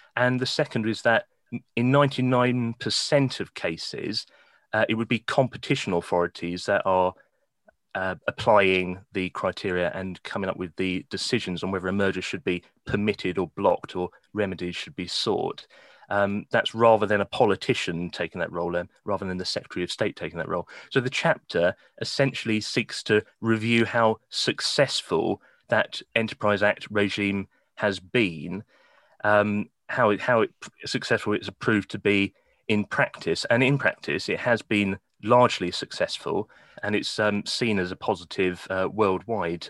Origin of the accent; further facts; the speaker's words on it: Kent, South East England, United Kingdom; moved away as an adult; also born or lived in Norwich; now in Newcastle, United Kingdom; I was born and raised in Kent, um, quaint little village in the countryside.